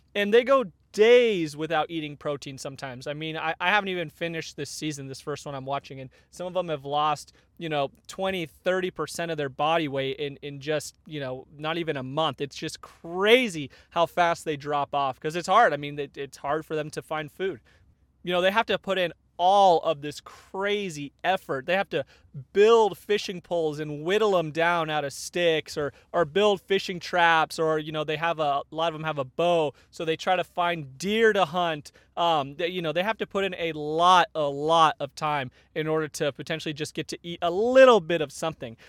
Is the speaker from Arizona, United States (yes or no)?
yes; Arizona, United States; now in Northern California, United States; I grew up in Arizona, so not used to having real winters.